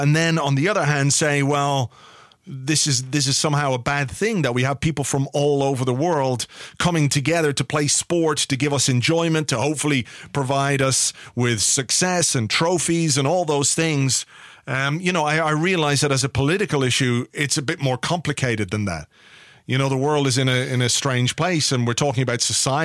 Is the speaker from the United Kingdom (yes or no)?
yes; England, United Kingdom; I was born in England, but I'm Irish.